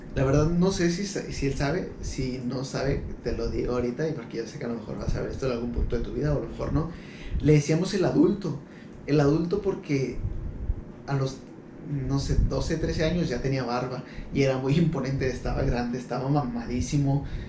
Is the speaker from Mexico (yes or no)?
yes; Ciudad Juárez, Chihuahua, Mexico; somos de Ciudad Juárez